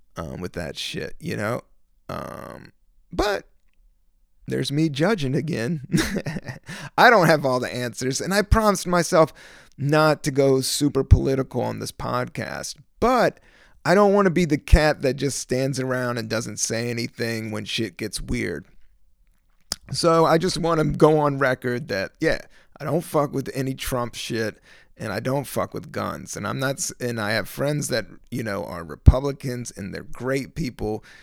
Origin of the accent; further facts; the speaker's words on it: Virginia, United States; moved away as an adult; also born or lived in Washington, D.C. / Buena Vista, Virginia / San Francisco / Los Angeles; now in New York, United States; I was born in D C, raised in Virginia, started comedy in San Francisco, and went to L A and been in New York for the last fifteen years.